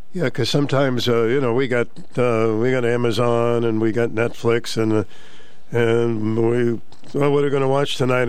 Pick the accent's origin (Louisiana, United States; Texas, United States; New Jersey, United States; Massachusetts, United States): Massachusetts, United States; Boston; we grew up in Mattapan, Mass